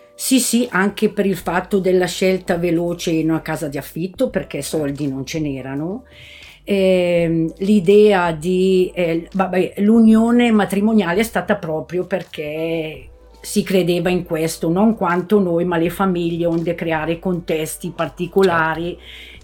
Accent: Bolgare, Lombardy, Italy; sono di Bolgare

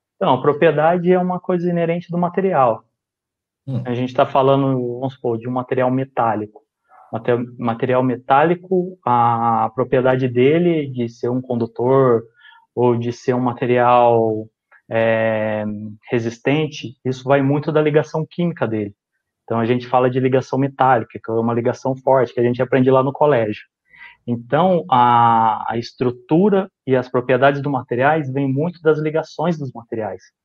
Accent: Casa Branca, São Paulo, Brazil; moved away as an adult; now in Santo André, Brazil

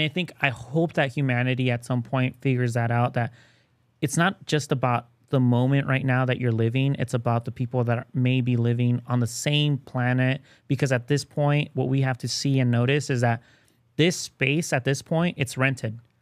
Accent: Mexico; moved away; I was born in Mexico

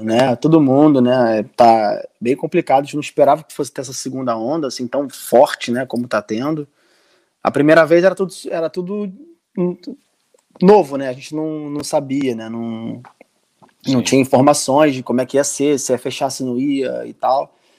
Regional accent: Brazil; moved away as an adult; now in Portugal

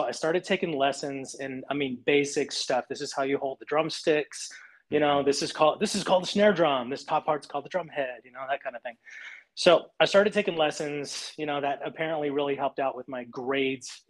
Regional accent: Abilene, Texas, United States; now in Southern California, United States; my hometown, Abilene, Texas.

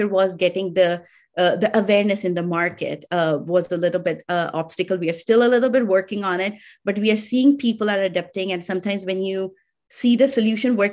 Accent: India; I'm from India.

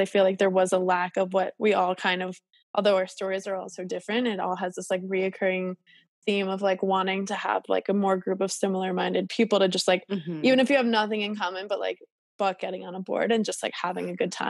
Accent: Long Island, New York, United States; I grew up on Long Island

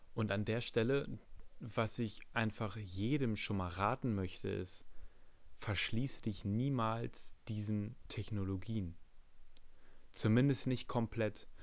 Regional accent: Germany; für mich als Deutscher

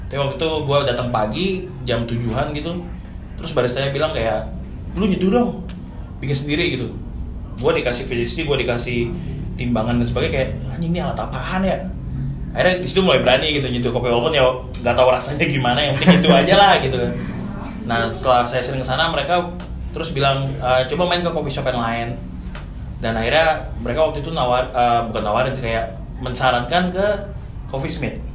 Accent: Samarinda, East Kalimantan, Indonesia; now in Jakarta, Indonesia; Gue sih aslinya Samarinda, Kalimantan Timur gitu.

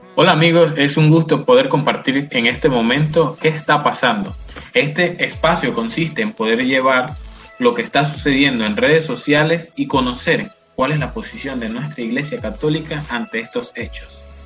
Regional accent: Panama; nosotros los panameños

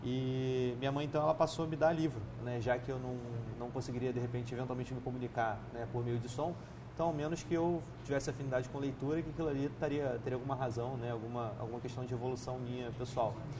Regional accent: Nova Friburgo, Rio de Janeiro, Brazil; Eu nasci em Nova Friburgo, interior do estado, região serrana, é, em 87

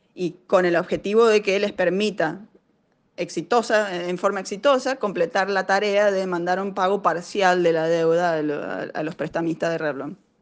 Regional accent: Argentina; moved away as an adult; now in Cambridge, United States; Yo soy una emprendedora argentina

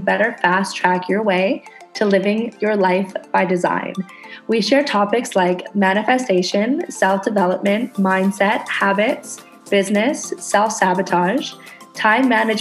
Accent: Canada; now in Indonesia

